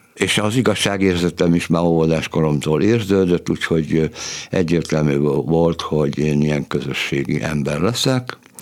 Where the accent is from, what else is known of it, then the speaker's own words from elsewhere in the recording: Budapest, Hungary; Budapest külvárosában születtem egy munkás családban, nagyon szegények voltunk, kilencen laktunk egy szobakonyhában